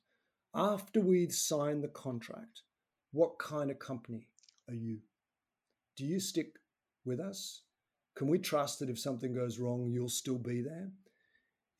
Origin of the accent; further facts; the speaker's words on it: Tasmania, Australia; I'm actually from Tasmania's island to the south of Victoria